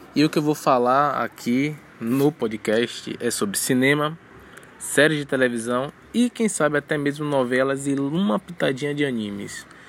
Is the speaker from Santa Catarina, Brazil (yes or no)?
no; Bahia, Brazil; sou da Bahia.